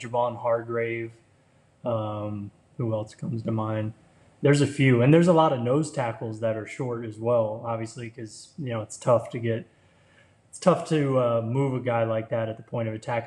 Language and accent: English; Florida, United States; I grew up in Florida